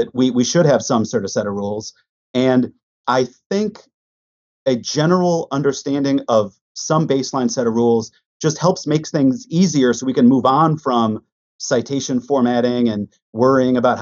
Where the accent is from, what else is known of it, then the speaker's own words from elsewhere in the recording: Minnetonka, Minnesota, United States; accent: Midwestern; moved away; I grew up in a western suburb of Minneapolis. So I'm a Midwesterner. Minnetonka, Minnesota